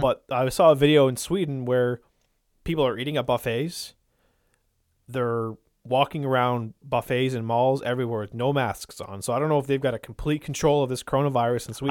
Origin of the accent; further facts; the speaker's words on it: Irishtown, New Brunswick, Canada; growing up in Irish town